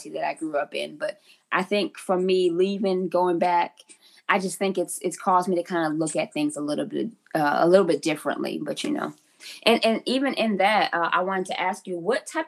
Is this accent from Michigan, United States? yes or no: yes; Michigan, United States; moved away as an adult; also born or lived in Louisiana; I'm from Michigan, but I spent 14 years in the South. Mm-hmm. It wasn't until I came back home 2 years ago